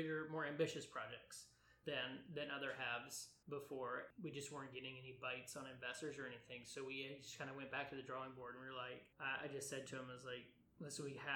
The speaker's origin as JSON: {"language": "English", "town": "Atlanta", "region": "Georgia", "country": "United States", "tie": "born or raised there", "also_born_or_lived": "Savannah", "moved": "as an adult", "said": "I grew up in Atlanta."}